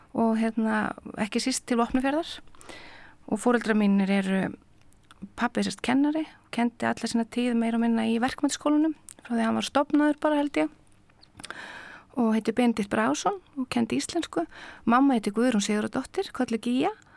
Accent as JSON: {"language": "Icelandic", "town": "Akureyri", "region": "Northeastern Region", "country": "Iceland", "tie": "born or raised there", "also_born_or_lived": "Reykjavík", "said": "ég er fætt í Reykjavík og hérna fóreldra mín er um, eru bæði úr sveit og þegar ég er á fymta ári þá flytti ég á þinga til Akureyrar"}